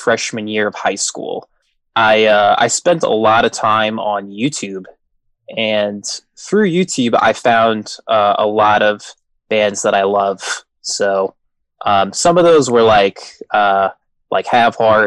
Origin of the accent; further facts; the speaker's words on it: Maine, United States; also born or lived in Massachusetts; now in Long Island, United States; I grew up actually in Maine